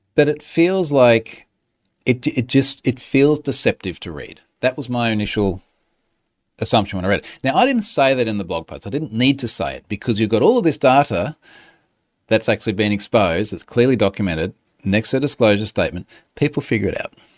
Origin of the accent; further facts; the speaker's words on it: Australia; I'm Australian